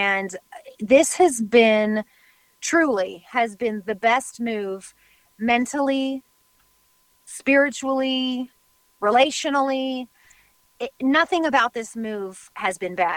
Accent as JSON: {"language": "English", "region": "West Coast", "country": "United States", "tie": "born or raised there", "also_born_or_lived": "Oregon", "moved": "as an adult", "lives_now": "Nashville, United States", "said": "when we moved here to Tennessee, we grew up on the West Coast, so we've always been West Coast people."}